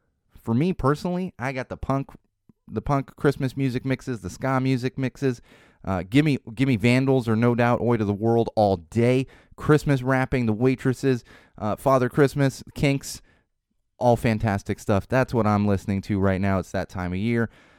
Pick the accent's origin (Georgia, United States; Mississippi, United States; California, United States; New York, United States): California, United States; San Diego; hometown favorites of mine growing up in San Diego.